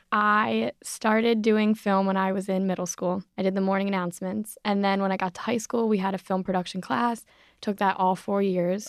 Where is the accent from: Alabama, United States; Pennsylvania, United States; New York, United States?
Pennsylvania, United States; Philadelphia; I grew up in Philadelphia